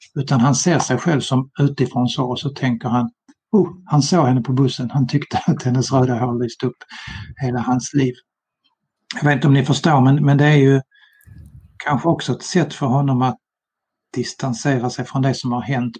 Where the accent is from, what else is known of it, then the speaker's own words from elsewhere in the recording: Malmö, Skåne, Sweden; now in Sölvesborg, Sweden; 1964 i Malmö när jag var tio år